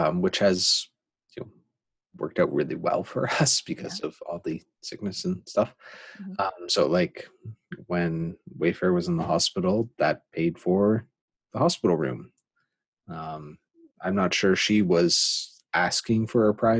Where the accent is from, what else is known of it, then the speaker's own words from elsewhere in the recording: Canada; as a Canadian